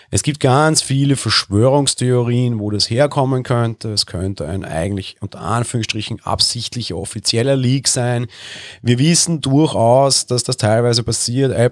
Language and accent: German; Vienna, Austria; ich bin Wiener, ich sehe jeden Tag in der Wiener Innenstadt tausende Touristen gefühlt